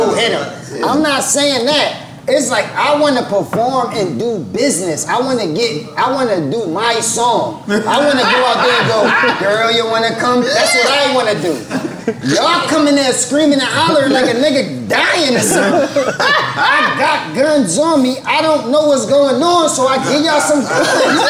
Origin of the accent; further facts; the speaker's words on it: Philadelphia, Pennsylvania, United States; moved away; also born or lived in Atlanta; I'm from Philly